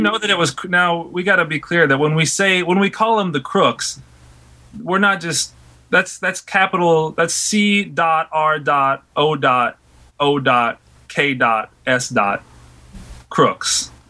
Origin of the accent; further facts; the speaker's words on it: Louisiana, United States; I'm born and raised in Louisiana.